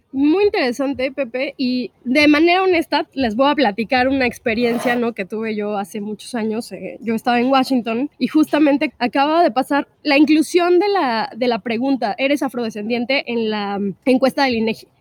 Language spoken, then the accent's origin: Spanish; Mexico; also born or lived in Chiapas